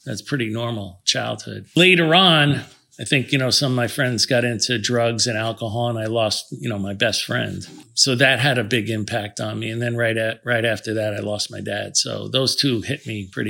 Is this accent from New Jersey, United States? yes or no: yes; New Jersey, United States; also born or lived in Washington Heights, New York City; The upper part of Manhattan, yeah. And then I grew up in New Jersey after